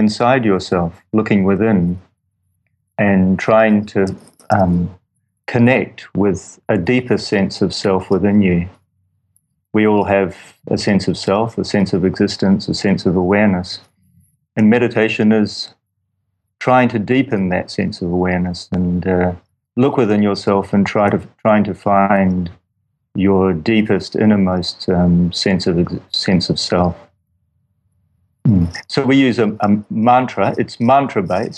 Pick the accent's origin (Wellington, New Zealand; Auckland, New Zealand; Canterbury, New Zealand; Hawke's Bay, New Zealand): Wellington, New Zealand; New Zealand, Wellington, New Zealand